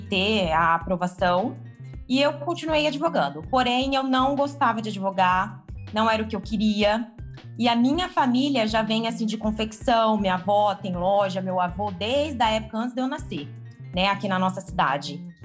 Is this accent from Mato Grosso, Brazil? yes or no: no; Tupã, São Paulo, Brazil; eu sou do interior de São Paulo, né, na cidade de Tupã